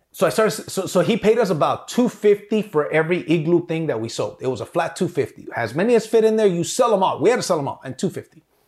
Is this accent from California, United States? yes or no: yes; South Gate, California, United States; I grew up on Alameda and 92nd. For those of you guys that know, this is Southgate, California